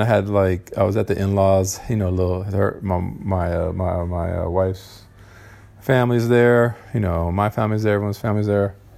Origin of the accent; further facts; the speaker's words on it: Southern California, United States; I'm from Cali, Cal- California, um, Southern California, in uh, United States of America